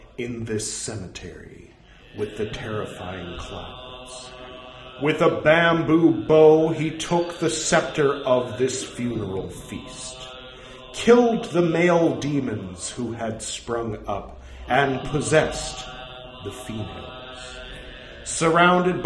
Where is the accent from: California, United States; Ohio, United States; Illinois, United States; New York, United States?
California, United States; accent: California; my California accent